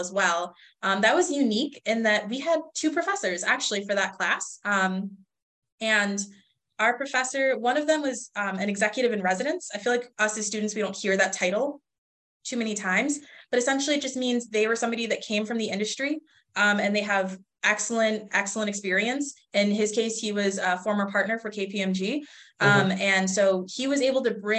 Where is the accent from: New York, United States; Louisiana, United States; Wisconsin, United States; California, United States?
New York, United States; Rochester; moved away as an adult; now in Buffalo, United States; Rochester, like you said earlier, that's my hometown